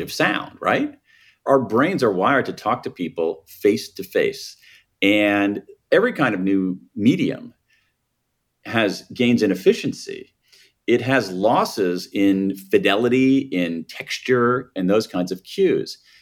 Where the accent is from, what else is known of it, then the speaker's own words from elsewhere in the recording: Columbus, Ohio, United States; moved away as an adult; I grew up in Columbus, Ohio, the American Midwest